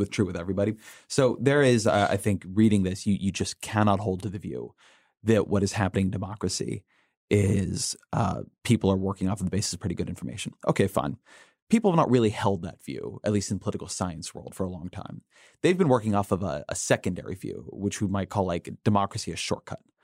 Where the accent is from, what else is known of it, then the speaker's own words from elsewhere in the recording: California, United States; now in Washington, D.C., United States; I am from California